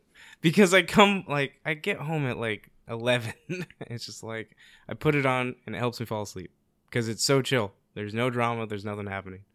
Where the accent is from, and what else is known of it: South Korea; moved away